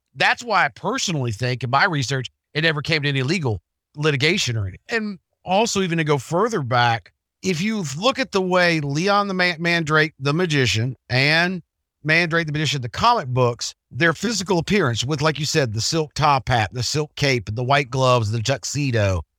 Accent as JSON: {"language": "English", "region": "England", "country": "United Kingdom", "said": "as an English guy"}